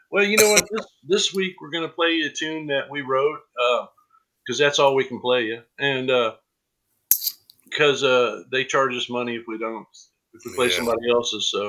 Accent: Eudora, Kansas, United States; You know, I'm from Lawrence, Kansas, and uh, right. um, well, Eudora, but close, right in, right by Lawrence.

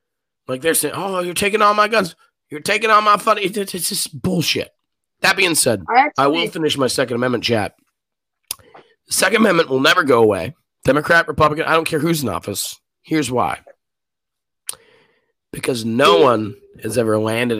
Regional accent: United States; we're American

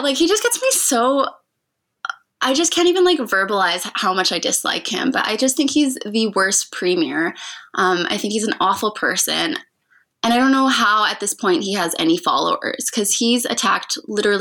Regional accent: Calgary, Alberta, Canada; also born or lived in Edmonton; I've lived in Calgary my whole life. I was born in Edmonton, but we moved here when I was one, so I'm a Calgarian.

